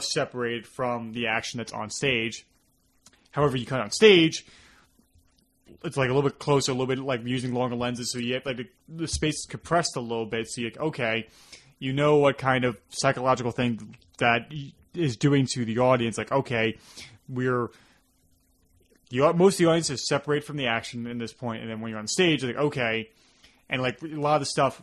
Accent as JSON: {"language": "English", "region": "New York", "country": "United States", "accent": "New York", "said": "our New York accent became very prominent"}